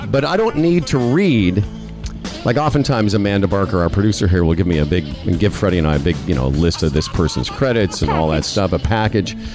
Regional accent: Moose Jaw, Saskatchewan, Canada; and I'm up there doing my little Jewish. Anyway, I'm from Moose Jaw.

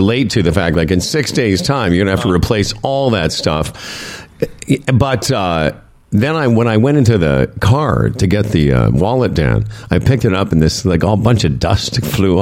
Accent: Moose Jaw, Saskatchewan, Canada; now in Toronto, Canada; I'm the one from Moose Jaw.

